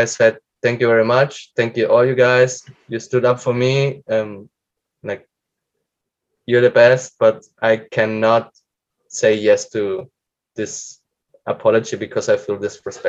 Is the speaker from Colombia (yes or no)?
yes; Colombia; English is a second language; it's already hard for a South American, a Colombian.